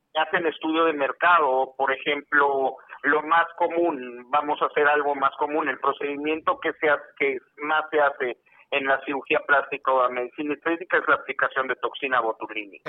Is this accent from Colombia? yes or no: no; Haiti; Spanish is a second language; also born or lived in Tijuana; now in San Diego, United States; Yo soy haitiano